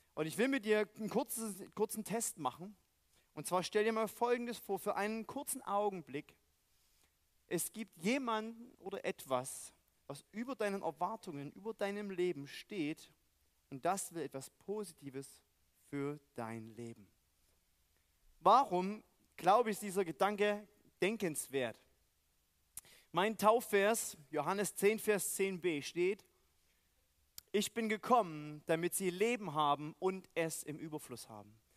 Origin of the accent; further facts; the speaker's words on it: East Germany, Germany; moved away; Weil ich aus dem Osten komme